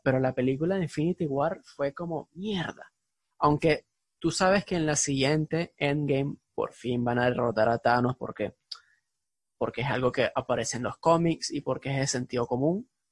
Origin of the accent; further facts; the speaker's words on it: Venezuela; venimos de Venezuela